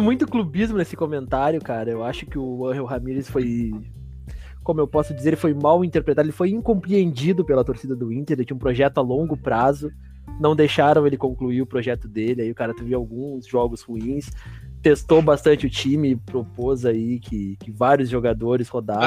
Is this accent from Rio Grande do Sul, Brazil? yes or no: yes; Porto Alegre, Rio Grande do Sul, Brazil; sou de Porto Alegre, morei um tempo em Rio Grande, voltei para cá agora